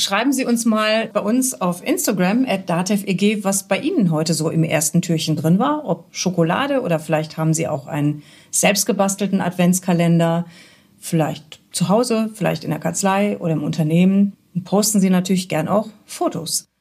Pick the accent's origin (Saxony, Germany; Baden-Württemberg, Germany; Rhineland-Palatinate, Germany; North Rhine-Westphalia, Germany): North Rhine-Westphalia, Germany; Cologne; bei uns in Köln